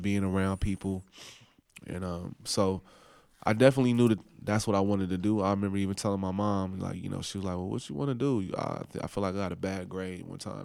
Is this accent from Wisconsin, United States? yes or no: no; Oakland, California, United States; moved away as an adult; also born or lived in New Orleans; I was from Oakland